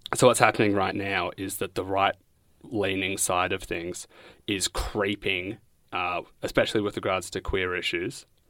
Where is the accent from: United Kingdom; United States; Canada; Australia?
Australia; Bendigo, Victoria; now in Coburg, Australia; I'm from Bendigo. I live in Coburg.